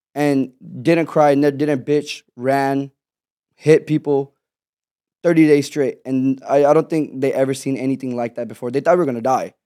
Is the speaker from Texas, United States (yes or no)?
yes; Houston, Texas, United States; born or raised there; also born or lived in Pakistan